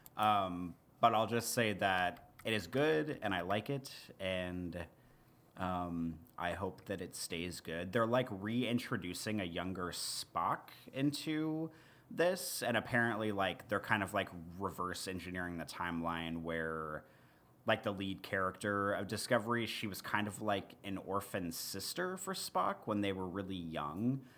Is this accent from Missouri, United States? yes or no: yes; Missouri, United States; moved away; where I grew up in Missouri